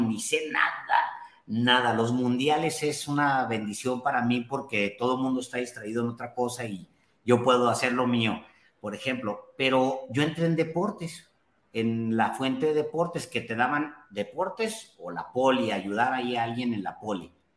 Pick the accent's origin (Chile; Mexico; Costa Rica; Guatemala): Mexico; Ciudad Juárez, Chihuahua; mi barrio bravo de Ciudad Juárez